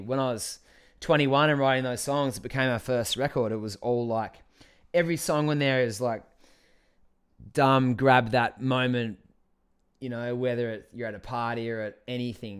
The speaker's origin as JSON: {"language": "English", "town": "Scamander", "region": "Tasmania", "country": "Australia", "tie": "born or raised there", "also_born_or_lived": "Launceston", "said": "I'm from Tasmania. I'm from Scamander on the East Coast."}